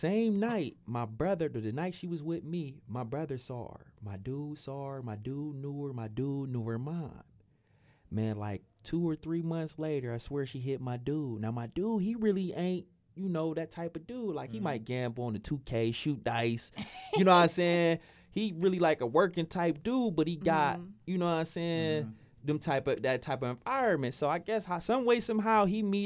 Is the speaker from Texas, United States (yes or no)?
no; Cleveland, Ohio, United States; I'm from the West